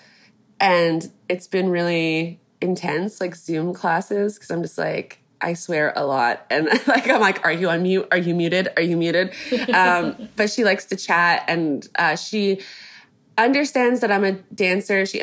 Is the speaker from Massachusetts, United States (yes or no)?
no; Kansas, United States; I was born in the States. I was born in Kansas